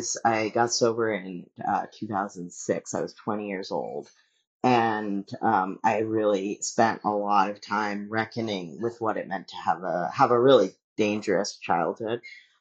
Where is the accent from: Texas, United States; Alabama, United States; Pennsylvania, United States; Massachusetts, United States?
Texas, United States; Dallas; also born or lived in Sacramento; growing up in Dallas and also growing up in Sacramento, which I had a really hard time when I was a kid in Sacramento.